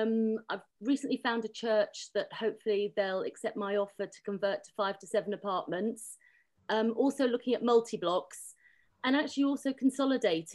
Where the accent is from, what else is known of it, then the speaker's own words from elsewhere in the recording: London, United Kingdom; I grew up in Chiswick in West London to Ukrainian parents who came here after the Second World War